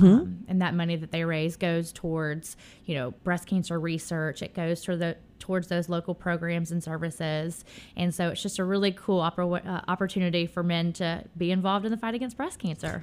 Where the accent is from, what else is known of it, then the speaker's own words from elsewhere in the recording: Memphis, Tennessee, United States; born and raised. Um, I grew up in Midtown